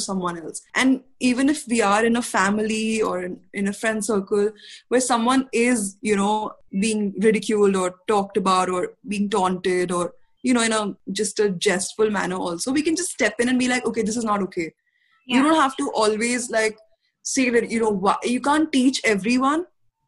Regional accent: India; as an Indian society

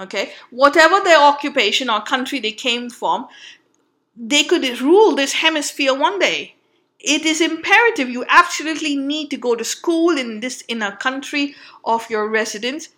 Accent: Mumbai, Maharashtra, India; moved away; also born or lived in Goa; I come from Bombay, but I'm originally from Goa, so I have a Goan association

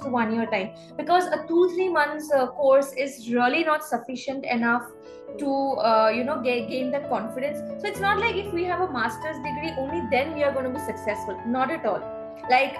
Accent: Guwahati, Assam, India; moved away as an adult; also born or lived in Bangalore; now in Mumbai, India; Guwahati, my hometown

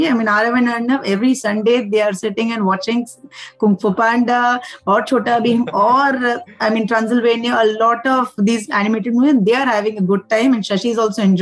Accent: Hubli, Karnataka, India; I'm from Hubli or I did my engineering from Hospet

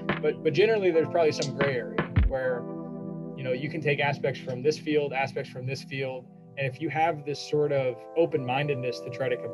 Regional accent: Indiana, United States; my dad went to school down here and I'm from Indiana

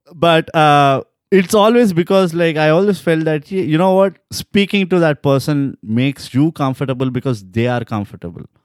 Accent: India; We are just Indians

